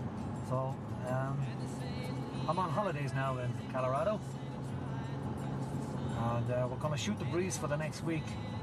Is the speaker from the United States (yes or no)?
no; Ireland; I'm Irish. I'm from Ireland. I live in Dublin.